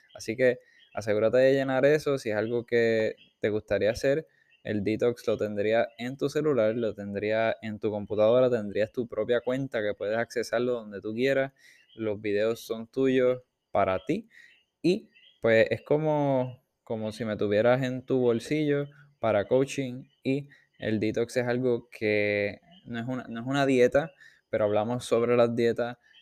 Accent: Puerto Rico; nosotros mayormente vamos a decir como puertorriqueños

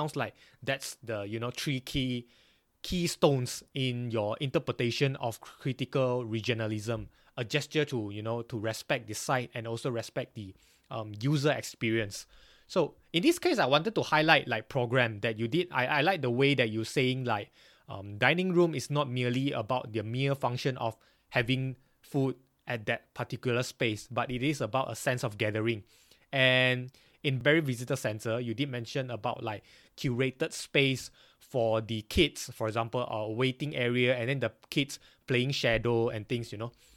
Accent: Banting, Selangor, Malaysia; now in Glasgow, United Kingdom; I'm not really from KL, but I'm from Banting, Klang

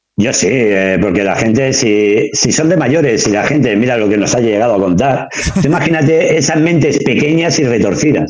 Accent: Badalona, Catalonia, Spain; yo soy de Pomar

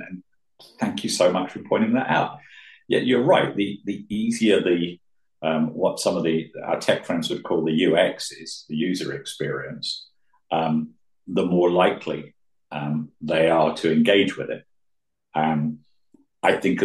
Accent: United Kingdom; being British

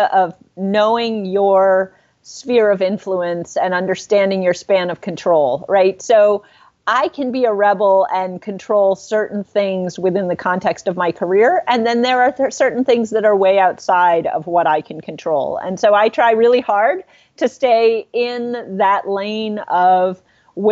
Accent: Lexington, Massachusetts, United States; I grew up outside of Boston. In Lexington, Massachusetts

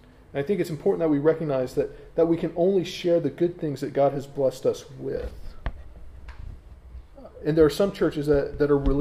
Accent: United States; moved away as an adult; now in England; I know I'm an American talking to English people, and I'm half American because I've got my British citizenship now

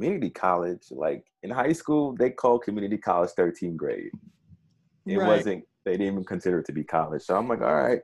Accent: New York City, New York, United States; growing up in Brownsville in Brooklyn

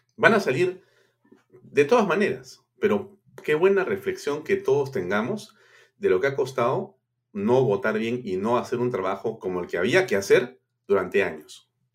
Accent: Peru

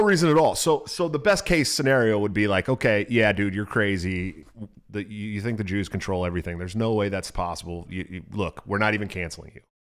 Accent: California, United States; I'm from California

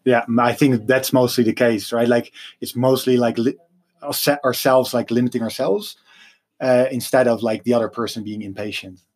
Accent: Netherlands; I'm from Holland

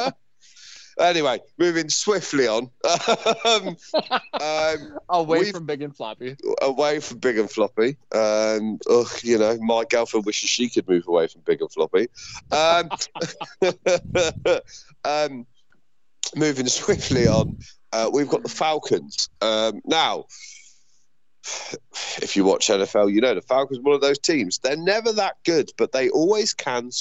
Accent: United Kingdom; Me and Bill being British and being used to supporting British sports teams

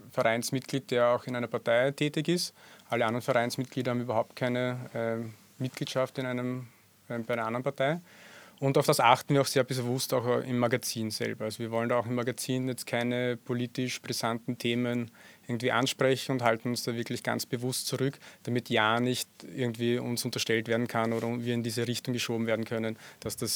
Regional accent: Burgenland, Austria; einen neuen Kooperationspartner aus dem Südburgenland, dort wo ich herkomme wo ganz guter blaufränkischer Wein gemacht wird.

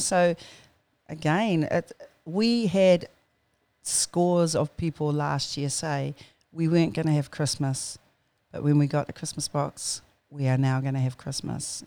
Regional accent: Auckland, New Zealand; born and bred in New Zealand and, um, good old Tamaki Makoto. Uh, I grew up out at Mangere

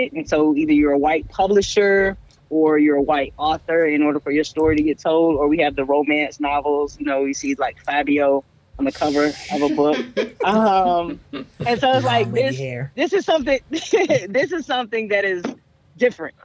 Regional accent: the South, United States; I grew up in the South.

